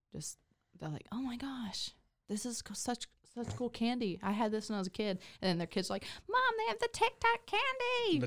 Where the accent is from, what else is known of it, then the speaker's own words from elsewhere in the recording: McKinney, Texas, United States; now in Waco, United States; my hometown, McKinney